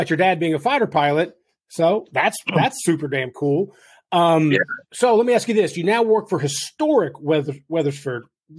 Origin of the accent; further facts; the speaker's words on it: Kentucky, United States; I'm from Kentucky.